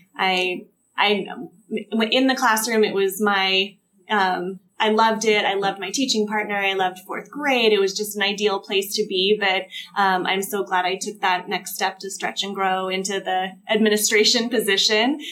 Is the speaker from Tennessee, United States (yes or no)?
no; Ventura County, California, United States; moved away as an adult; also born or lived in Southern Orange County; we moved back to Ventura County, which is where we're both from